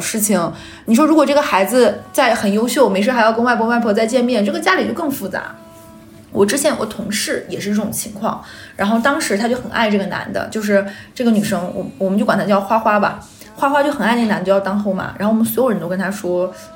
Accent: Northeast China, China; moved away; 那个时候我们东北是没有像什么周黑鸭这种品牌店的

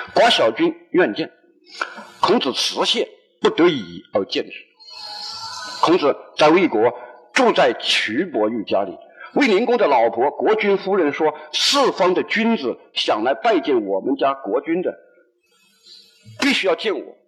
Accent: Hunan, China; now in Guangzhou, China; 我们湖南人在一块基本上就是打牌、赌博

